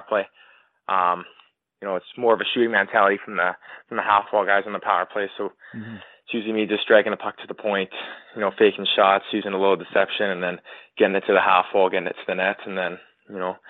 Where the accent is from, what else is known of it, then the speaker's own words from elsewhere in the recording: Mission, British Columbia, Canada; I grew up in, you know, a small town in Mission, British Columbia, about 45 minutes away from Chilliwack